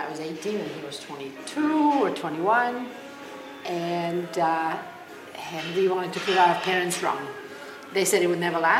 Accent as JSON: {"language": "English", "country": "United States", "said": "We're from America, but we have a house here."}